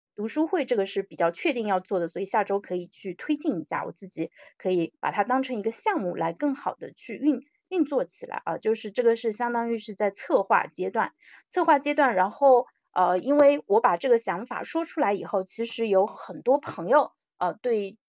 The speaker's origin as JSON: {"language": "Chinese", "country": "China", "said": "我们，中国人"}